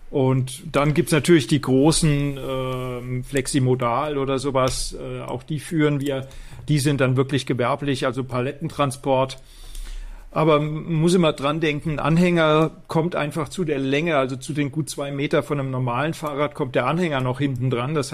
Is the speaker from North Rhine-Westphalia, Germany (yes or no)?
no; Rhineland-Palatinate, Germany; Ich komme aus dem Westerwald